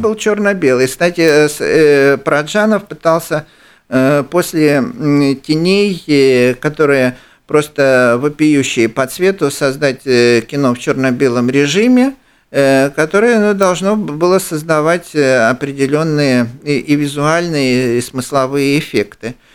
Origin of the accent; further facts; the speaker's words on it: Ukraine; я, украинец